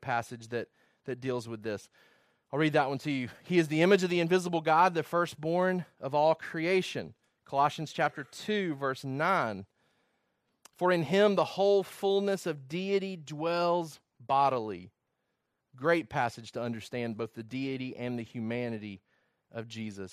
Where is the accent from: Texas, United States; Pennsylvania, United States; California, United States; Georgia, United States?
Georgia, United States; also born or lived in Virginia; I did not wanna lose my identity of being somebody from Georgia